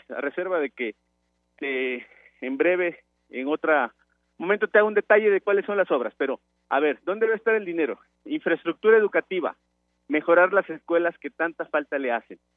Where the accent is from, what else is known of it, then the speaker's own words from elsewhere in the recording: Minatitlán, Veracruz, Mexico; Minatitlán, donde yo soy, como ustedes saben, yo nací y crecí en Minatitlán